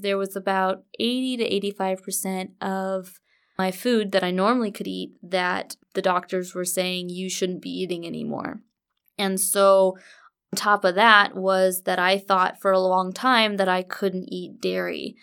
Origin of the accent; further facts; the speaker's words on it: Orange County, California, United States; moved away as an adult; now in Murfreesboro, United States; We are originally from Orange County, California